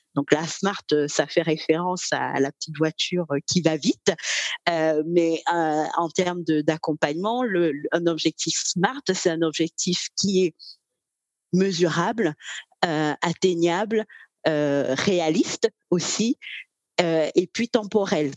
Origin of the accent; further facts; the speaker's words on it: Cameroon; moved away as an adult; now in Normandy, France; je suis née au Cameroun, j'ai 38 ans. Alors, je réside en ce moment euh, en France, en Normandie